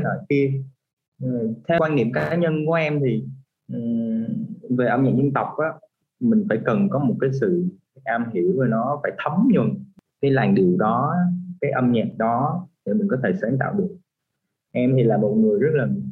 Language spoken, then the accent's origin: Vietnamese; Vietnam; mình là người Việt Nam